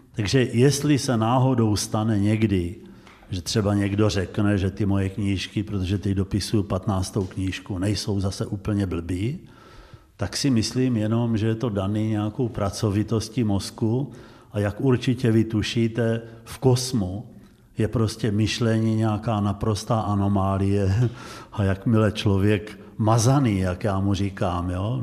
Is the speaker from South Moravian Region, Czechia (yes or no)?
yes; Znojmo, South Moravian Region, Czechia; jsem vyrůstal na ulici a drtivá většina mých kamarádů po roce 45 vlastně neměla oba rodiče, nebo někdo žádný, protože Znojmo bylo pohraničí